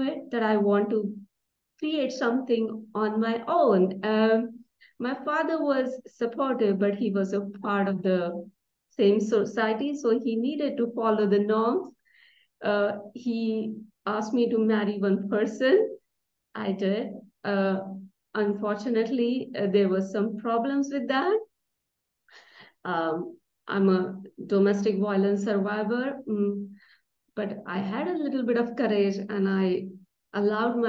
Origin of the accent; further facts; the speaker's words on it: India; I was born and raised in India